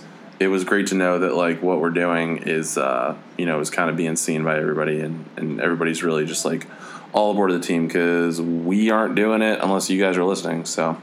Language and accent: English; Maine, United States; I'm a Maine person. I don't know.